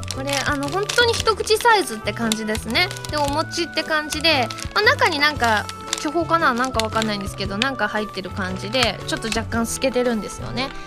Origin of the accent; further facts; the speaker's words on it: Osaka, Japan; accent: Kansai-ben; now in Tokyo, Japan; 大阪出身なので